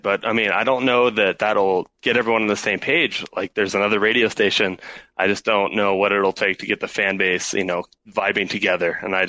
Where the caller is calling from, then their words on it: Denver, Colorado, United States; Hey, I'm in Denver, guys.